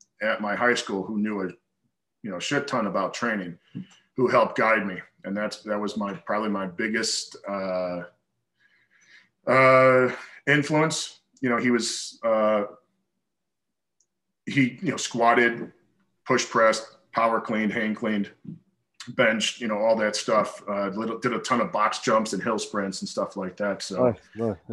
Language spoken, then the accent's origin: English; Chicago, Illinois, United States; moved away as an adult; also born or lived in Arizona / Kentucky; I grew up just outside of Chicago